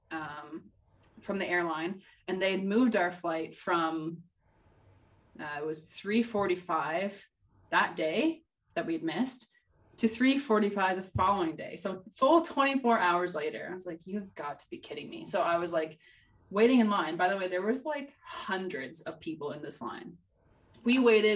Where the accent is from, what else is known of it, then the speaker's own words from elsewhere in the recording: Canada; As a Canadian